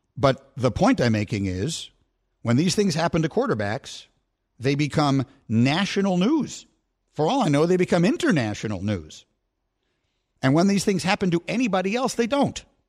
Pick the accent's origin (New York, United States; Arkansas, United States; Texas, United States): New York, United States; New York City; moved away; also born or lived in Chicago; I was raised in New York City and then I went to Chicago